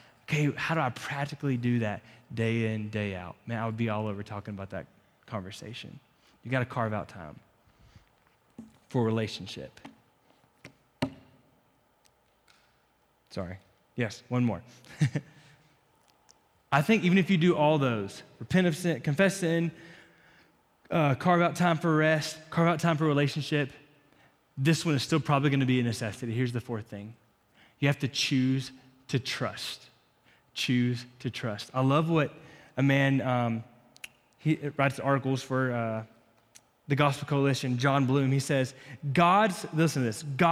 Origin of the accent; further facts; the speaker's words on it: Florida, United States; now in Lubbock, United States; growing up in Florida, in the winter here